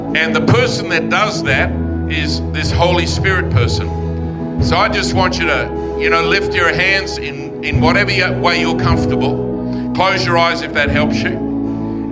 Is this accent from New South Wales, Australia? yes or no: yes; Forestville, New South Wales, Australia; now in London, United Kingdom; childhood growing up in Forestville